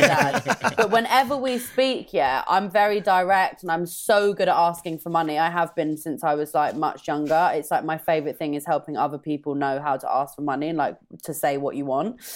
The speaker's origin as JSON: {"language": "English", "region": "London", "country": "United Kingdom", "said": "I'm from North London"}